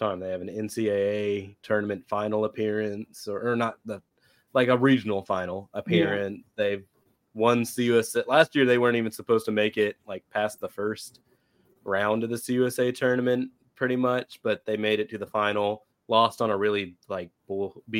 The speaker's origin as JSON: {"language": "English", "town": "Keller", "region": "Texas", "country": "United States", "tie": "born or raised there", "said": "my hometown of Keller"}